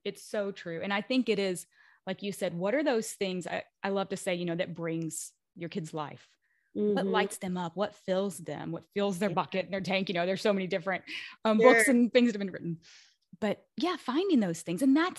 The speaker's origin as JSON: {"language": "English", "region": "Kentucky", "country": "United States", "tie": "born or raised there", "also_born_or_lived": "Washington, D.C.", "said": "I was born and raised in Kentucky. And then I was in the DC area for 10 years before we came here."}